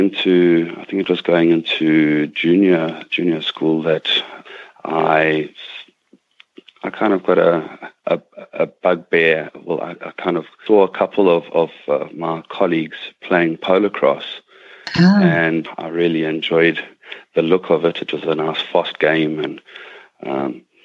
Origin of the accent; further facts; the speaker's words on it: South Africa; moved away; I was born in South Africa, but my father is Mauritian.